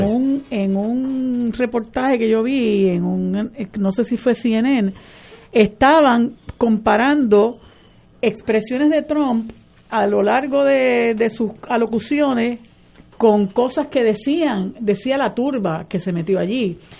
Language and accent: Spanish; Puerto Rico; Nosotros somos un país latinoamericano, caribeño, distinto